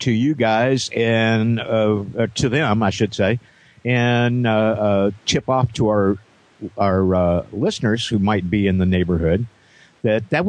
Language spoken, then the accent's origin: English; Indiana, United States; moved away; my hometown in Indiana